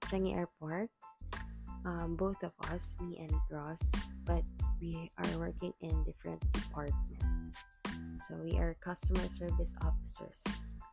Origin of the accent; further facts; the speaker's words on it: Cagayan de Oro, Northern Mindanao, Philippines; I am a Cagayanon, born and raised in Cagayan de Oro City.